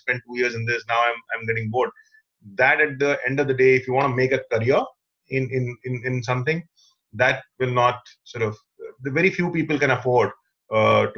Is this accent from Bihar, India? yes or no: yes; Patna, Bihar, India; English is a second language; Even in 12th, people in Patna, of course, we never used to communicate in English